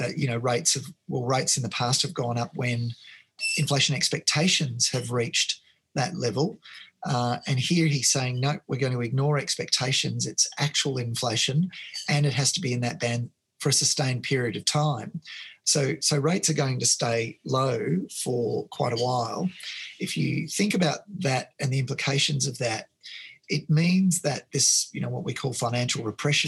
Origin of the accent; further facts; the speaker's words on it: Melbourne, Victoria, Australia; now in Sydney, Australia; I grew up in Melbourne. I live in Sydney now.